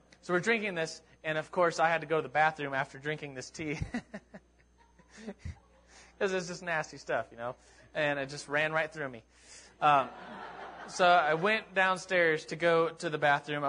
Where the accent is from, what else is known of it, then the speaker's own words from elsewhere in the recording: United States; I'm from America